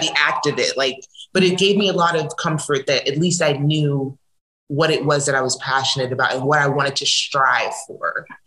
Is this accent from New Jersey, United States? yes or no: yes; New Jersey, United States; moved away as an adult; now in Los Angeles, United States; I'm originally from New Jersey, but I've been living in California for the last, ooh, I don't want to age myself